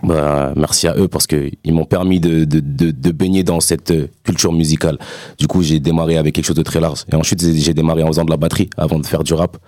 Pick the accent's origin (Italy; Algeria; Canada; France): Italy; Castell'Arquato, Emilia-Romagna; moved away; c'était à Castellarquato, euh, en Italie. Donc, c'est dans mon bled aussi